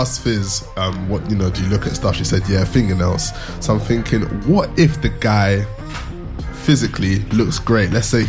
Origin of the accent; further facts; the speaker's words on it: United Kingdom; We are British, apparently.